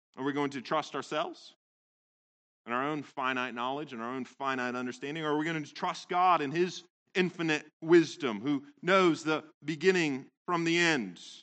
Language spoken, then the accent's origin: English; Central Valley, California, United States; I grew up in California, in the Central Valley